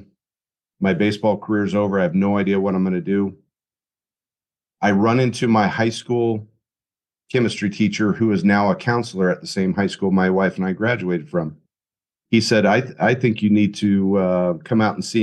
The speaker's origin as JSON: {"language": "English", "town": "Tucson", "region": "Arizona", "country": "United States", "tie": "born or raised there", "also_born_or_lived": "Bowling Green, Ohio / Fargo, North Dakota", "moved": "as an adult", "lives_now": "Albuquerque, United States", "said": "I ended up leaving Arizona, a Power Five job in my hometown"}